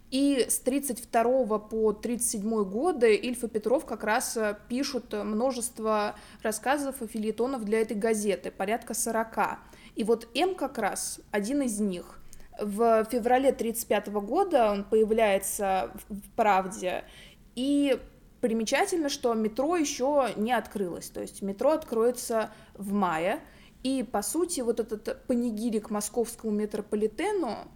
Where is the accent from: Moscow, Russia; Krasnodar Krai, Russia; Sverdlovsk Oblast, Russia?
Moscow, Russia; Ну и мы все-таки москвичи.